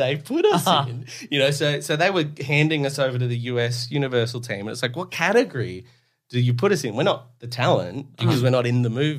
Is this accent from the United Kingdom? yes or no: no; Australia; I'm Australian